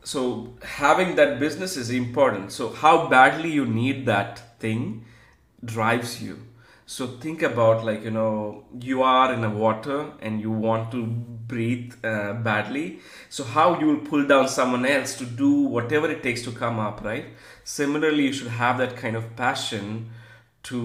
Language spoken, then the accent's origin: English; Gujarati family in India, India; I'm like from Gujarati family in India